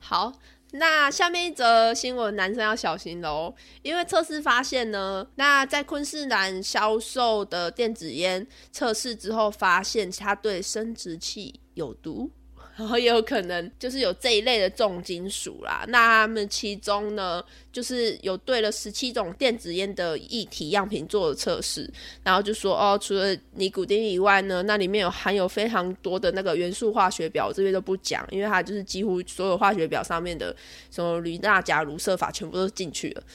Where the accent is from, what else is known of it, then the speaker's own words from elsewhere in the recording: Zhunan, Miaoli County, Taiwan; 我的家乡，也就是我苗栗县竹南镇